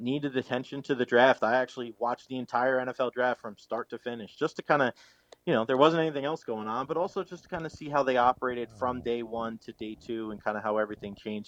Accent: New York City, New York, United States; now in Tampa Bay, United States; I grew up in New York City

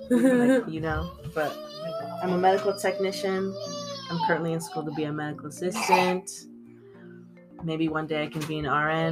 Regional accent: Tacoma, Washington, United States; I was born in Tacoma, Washington.

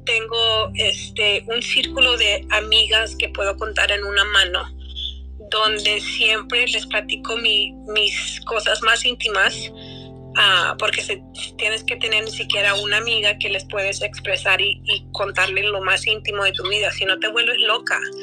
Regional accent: United States; cómo mis padres llegaron aquí y cómo crecí en dos mundos. Viviendo dos mundos no es fácil. ¿Cómo se puede vivir dos mundos sin perderte? ¿verdad? O soy americana y soy mexicana

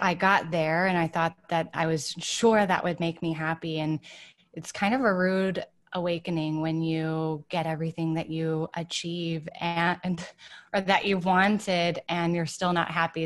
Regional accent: Ann Arbor, Michigan, United States; moved away as an adult; also born or lived in Boston / New York; I grew up in Ann Arbor, Michigan.

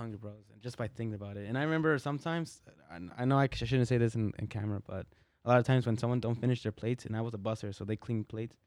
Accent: Las Vegas, Nevada, United States; I was born here in Vegas, uh, born and raised

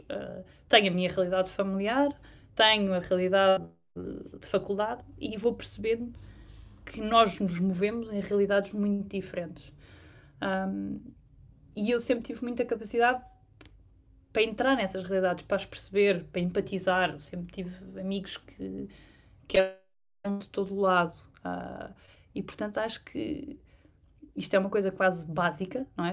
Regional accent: Trás-os-Montes, Portugal; moved away; also born or lived in London; tanto de trás os montes, que é de onde eu, de onde eu sou

